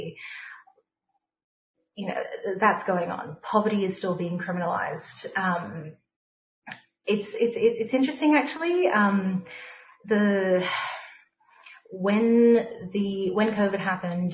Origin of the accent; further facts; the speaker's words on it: Melbourne, Victoria, Australia; I grew up on the Carlton Estates